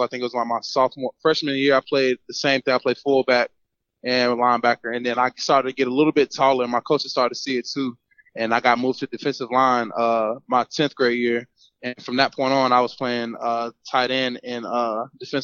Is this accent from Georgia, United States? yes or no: yes; Atlanta, Georgia, United States; also born or lived in Hiram, Georgia; I'm originally from Hiram, Georgia, born in Atlanta, Georgia, Northside Hospital